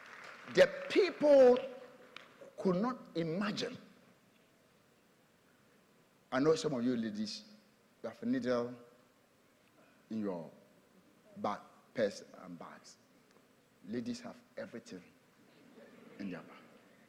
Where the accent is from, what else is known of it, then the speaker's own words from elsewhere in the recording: Tema, Greater Accra, Ghana; Tema, yeah. I'm from Tema.